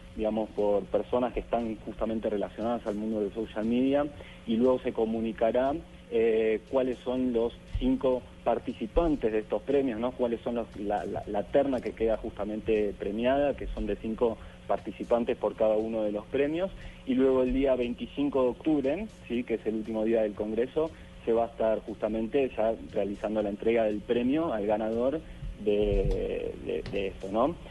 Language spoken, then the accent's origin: Spanish; Argentina; yo soy de Argentina